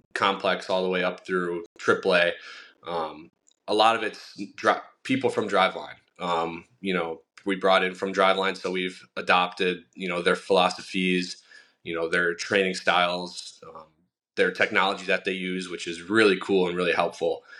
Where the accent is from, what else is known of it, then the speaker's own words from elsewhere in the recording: Milwaukee, Wisconsin, United States; I was born and raised in Milwaukee